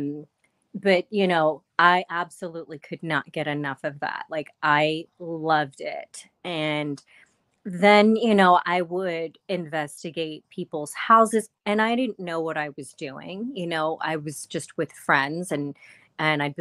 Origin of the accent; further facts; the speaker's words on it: Maryland, United States; I'm from Maryland